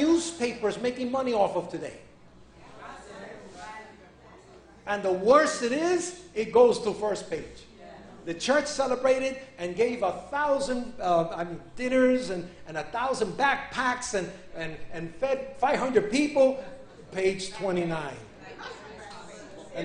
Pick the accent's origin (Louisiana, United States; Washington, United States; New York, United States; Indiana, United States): New York, United States; I'm a New Yorkerican. So I was raised in New York